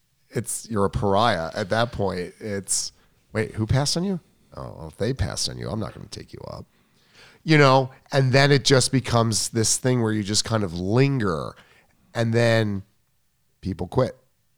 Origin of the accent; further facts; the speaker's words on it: Long Island, New York, United States; I'm from Long Island.